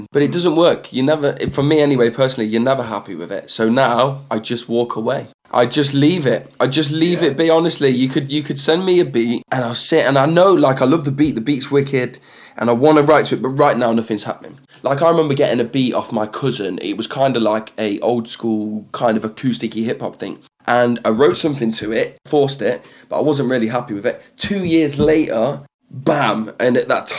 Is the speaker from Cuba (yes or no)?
no; North Wales, United Kingdom; also born or lived in Leicester; I grew up in North Wales